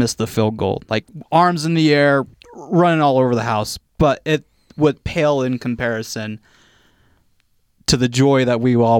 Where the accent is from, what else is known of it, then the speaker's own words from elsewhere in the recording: Virginia, United States; moved away as an adult; Growing up in Virginia, I was the only member of the church in my high school